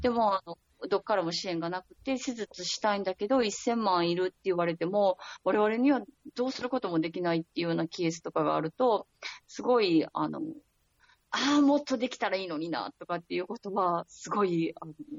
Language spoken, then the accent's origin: Japanese; Osaka, Japan; moved away as an adult; now in Lebanon; 私、大阪出身なんですけど